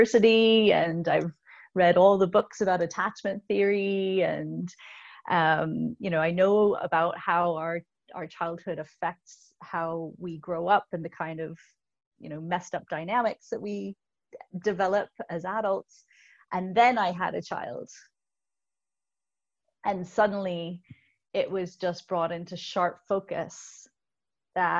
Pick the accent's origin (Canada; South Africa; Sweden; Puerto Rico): Canada; also born or lived in Belfast, Northern Ireland; we immigrated to Canada from Belfast when I was 4, and we left my entire extended family.